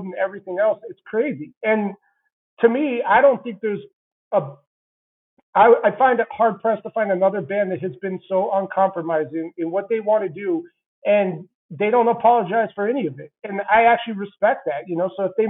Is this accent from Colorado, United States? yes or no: yes; about an hour west of Vail, Colorado, United States; also born or lived in Santa Barbara, California / Denver; My hometown's about an hour west of Vail, which is where James lives, and it's about 45 minutes from Aspen. So I kind of just through default, I grew up knowing a lot of celebrities anyway